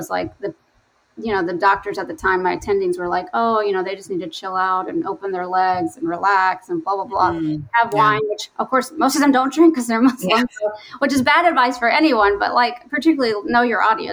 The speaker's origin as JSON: {"language": "English", "region": "North Carolina", "country": "United States", "tie": "born or raised there", "moved": "yes", "lives_now": "Chicago, United States", "said": "I grew up in the South in North Carolina"}